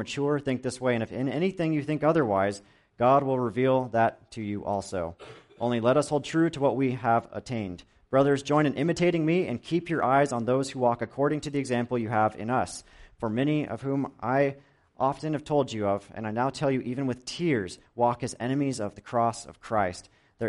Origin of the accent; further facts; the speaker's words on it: Ramona, California, United States; I grew up in Ramona from about the age of 4 until now. We still live on my parents' 10 acres on the west side of town